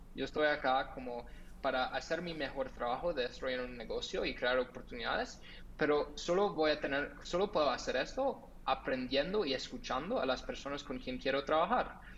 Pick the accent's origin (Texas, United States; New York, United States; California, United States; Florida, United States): California, United States; Los Angeles; Spanish is a second language; moved away as an adult; also born or lived in Netherlands; No soy de Colombia, eh, soy de los Estados Unidos, de Los Ángeles, de California. Um, nací ahí